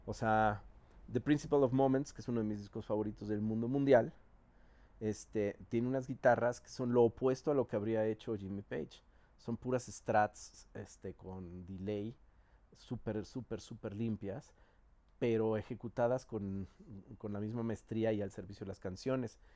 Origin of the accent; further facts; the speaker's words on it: Mexico City, Mexico; siendo los pinches chilangos mamones que somos